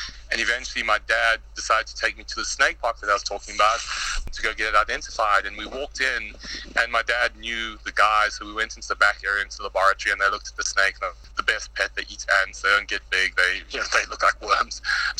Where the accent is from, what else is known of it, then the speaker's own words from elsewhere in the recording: South Africa; Earliest memories as a kid in South Africa was, there's a baboon that was actually shot at our school